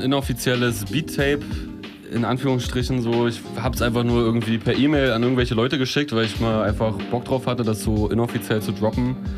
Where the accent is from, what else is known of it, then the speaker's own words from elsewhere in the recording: Neubrandenburg, Mecklenburg-Vorpommern, Germany; aus meiner Heimatstadt Neubrandenburg